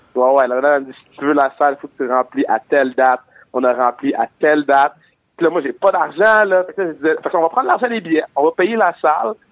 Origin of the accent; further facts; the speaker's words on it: Montreal, Quebec, Canada; je viens de Montréal